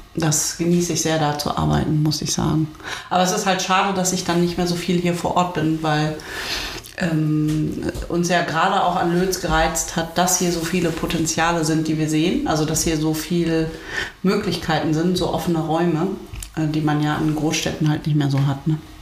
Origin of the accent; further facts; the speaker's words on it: Uelzen, Lower Saxony, Germany; moved away; Uelzen ist da, wo ich herkomme, oh. ursprünglich